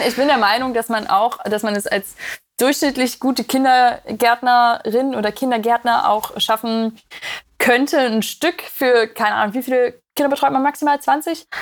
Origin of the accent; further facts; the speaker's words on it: Magdeburg, Saxony-Anhalt, Germany; Ich komme aus Magdeburg, das ist ja im Osten